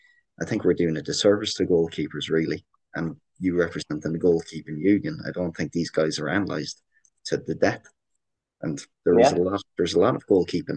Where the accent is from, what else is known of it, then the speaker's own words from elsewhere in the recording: Ireland; accent: Irish; now in Canada; I'm getting an awful lot of crap from my Irish accent in Canada as well the last month